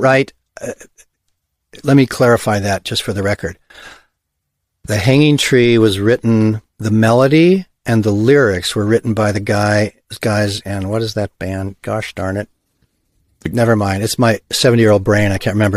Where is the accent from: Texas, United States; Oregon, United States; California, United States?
California, United States; Hawthorne; also born or lived in Los Angeles / Ojai; I grew up in Hawthorne, Gardena, Torrance, South Bay Area.